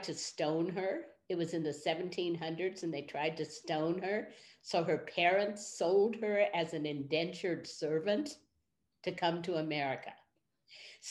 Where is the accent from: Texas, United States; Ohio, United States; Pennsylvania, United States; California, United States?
California, United States; Berkeley; So I grew up in Berkeley, California during the 1960s.